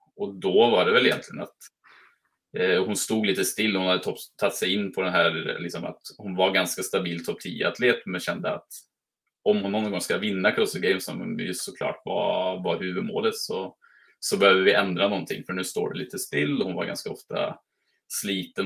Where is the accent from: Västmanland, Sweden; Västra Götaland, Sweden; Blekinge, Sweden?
Västra Götaland, Sweden; Mariestad; now in Norway; jag kommer från Mariestad i, så är mm. svensk